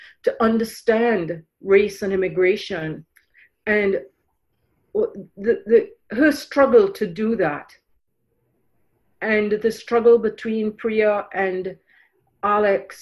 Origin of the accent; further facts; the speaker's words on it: Trinidad & Tobago; moved away as an adult; also born or lived in Ireland; now in Canada; I grew up in Trinidad. I went from Ireland to Trinidad when I was 3 months old. And then I moved to Canada when I was 19 for university, and then 23 to live here fully.